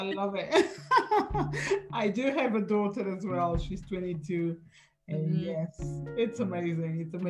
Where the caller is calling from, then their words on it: London, United Kingdom; So I'm talking from London, as I told you before. So I'm in London, United Kingdom.